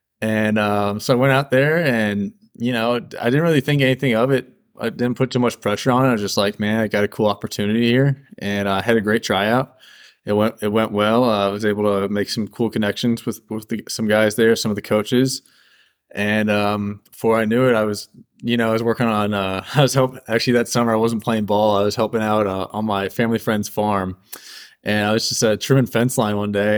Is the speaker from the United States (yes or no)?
yes; Wildwood, Missouri, United States; I'm from St. Louis. Grew up in Wildwood, that Wildwood Chesterfield area over there.